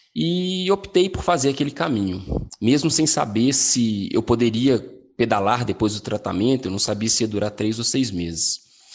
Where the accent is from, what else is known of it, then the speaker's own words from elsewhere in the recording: São Paulo, Brazil; tenho 34 anos, sou aqui de São Paulo